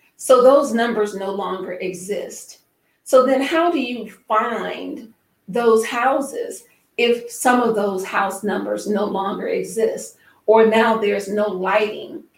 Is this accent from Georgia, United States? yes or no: no; Mississippi, United States; now in Chicago, United States; I am from Mississippi